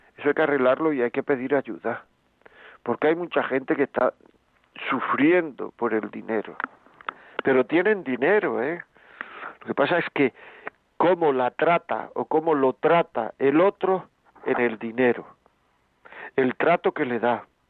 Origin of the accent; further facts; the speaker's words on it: Granada, Andalusia, Spain; yo soy de Granada